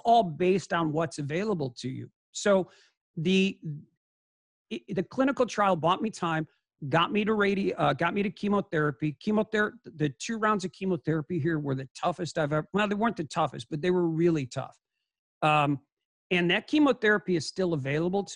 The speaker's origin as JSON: {"language": "English", "town": "Chicago", "region": "Illinois", "country": "United States", "tie": "born or raised there", "also_born_or_lived": "Scottsdale, Arizona", "moved": "as an adult", "said": "I'm a Chicago kid"}